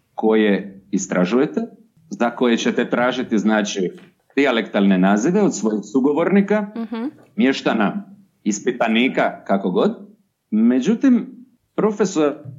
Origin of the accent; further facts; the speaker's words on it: between Zadar and Šibenik, Dalmatia, Croatia; accent: southern Chakavian (Dalmatian); po mome naglasku smještam između Zadra i Šibenika